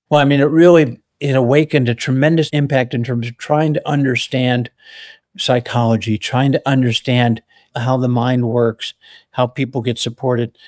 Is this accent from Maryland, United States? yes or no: no; Chicago, Illinois, United States; moved away as an adult; also born or lived in Colorado; I was born and raised in the Chicago area